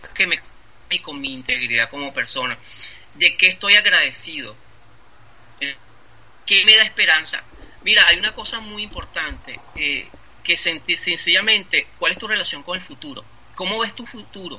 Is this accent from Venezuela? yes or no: yes; Venezuela; moved away; yo soy un ciudadano venezolano. Venezolano. Esa es mi, identidad